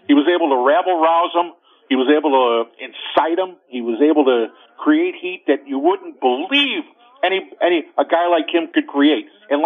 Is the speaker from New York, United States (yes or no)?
no; Chicago, Illinois, United States; I grew up on the South Side